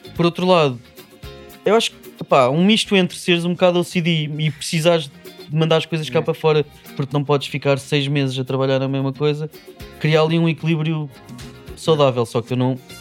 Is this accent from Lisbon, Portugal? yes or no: yes; Lisbon, Portugal; eu sou de Lisboa